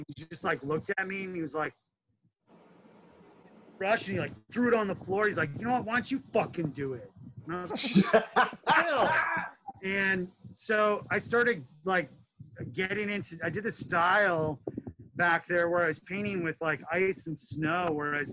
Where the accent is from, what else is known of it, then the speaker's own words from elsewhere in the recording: Bismarck, North Dakota, United States; moved away; I'm originally from North Dakota. I was born and raised there.